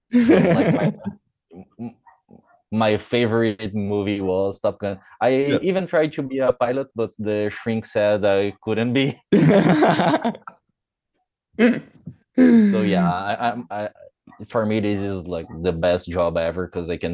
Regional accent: Brazil; English is a second language

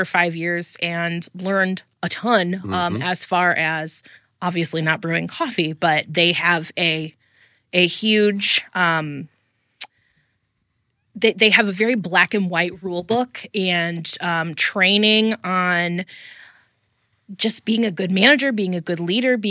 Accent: Fort Wayne, Indiana, United States; I grew up in Fort Wayne.

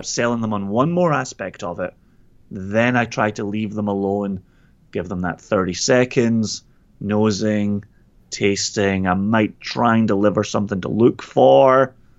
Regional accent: Scotland, United Kingdom; my Scottish legitimacy

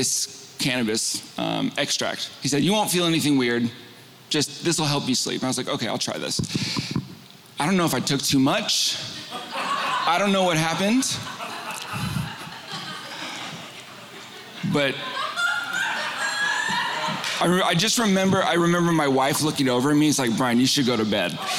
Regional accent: Northern California, United States; also born or lived in San Diego; We moved from San Diego up to Northern California

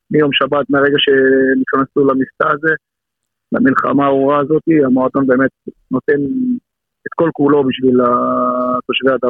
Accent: Ashdod, Southern District, Israel; moved away as an adult; now in Rishon LeZion, Israel; גם בתור ילד חוויתי את זה הרבה, כי גדלתי באשדוד

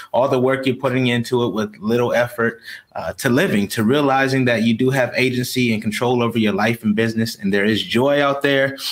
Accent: Rochester, New York, United States; now in Houston, United States; I grew up in Rochester, New York, as I stated, uh, in uh, in poverty

